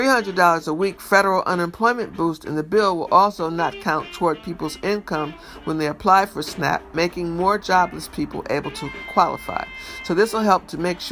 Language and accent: English; Detroit, Michigan, United States; My hometown, my birthplace, Detroit. In Michigan